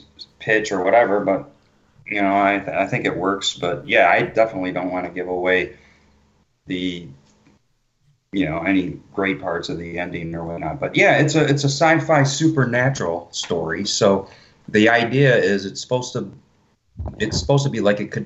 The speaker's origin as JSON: {"language": "English", "town": "Detroit", "region": "Michigan", "country": "United States", "tie": "born or raised there", "said": "So I've lived in Michigan my whole life, born and raised in Detroit, and then moved out, you know, further away from the city."}